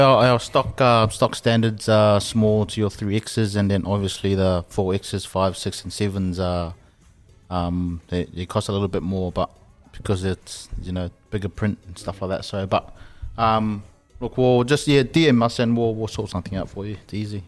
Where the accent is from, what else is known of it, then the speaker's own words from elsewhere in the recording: Samoa; moved away; growing up in Samoa was um, all my aunties and uncles were, were all pretty close.